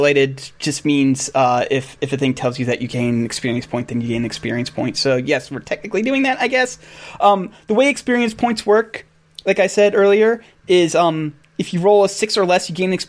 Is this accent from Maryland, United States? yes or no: yes; Bowie, Maryland, United States; I grew up in Western Maryland for a very large period of my life. I lived like maybe an hour away from Baltimore or something like that. Let's put it this way: I lived in Bowie